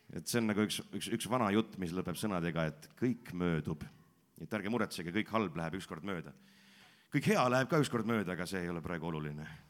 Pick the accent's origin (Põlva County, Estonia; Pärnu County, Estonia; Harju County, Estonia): Pärnu County, Estonia; Pärnu-Jaagupi; ma ise olen pärit siitsamast lähedalt Pärnu Jaagupist, sündinud, kasvanud ja koolis käinud